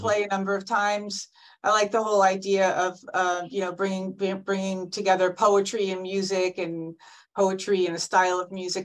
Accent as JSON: {"language": "English", "town": "Fairfield", "region": "Connecticut", "country": "United States", "said": "I'm from Fairfield, Connecticut"}